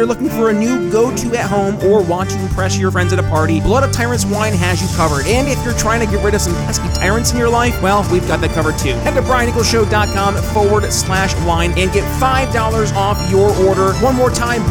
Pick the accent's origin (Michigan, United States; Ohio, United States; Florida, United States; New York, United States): New York, United States; moved away as an adult; people still in my home state like you, Ben, because I left New York